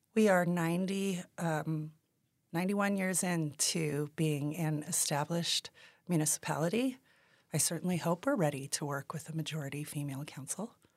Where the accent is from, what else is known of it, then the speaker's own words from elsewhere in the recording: Taos, New Mexico, United States; And I am from Taos. I was born and raised here